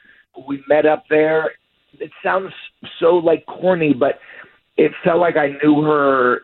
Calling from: Casselberry, Florida, United States; I'm calling from Castleberry.

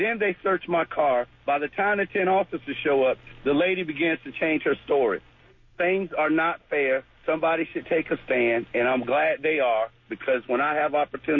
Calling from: Jacksonville, Florida, United States; I'm calling from the west side of Jacksonville.

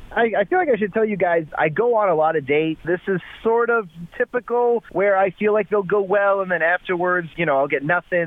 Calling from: Englewood, United States; I'm calling from Englewood.

